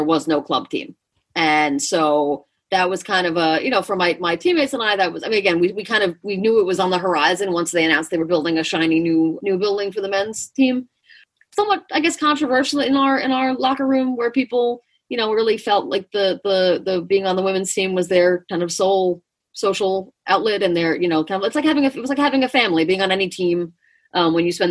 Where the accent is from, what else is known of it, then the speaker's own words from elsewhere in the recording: Long Island, New York, United States; I'm from Long Island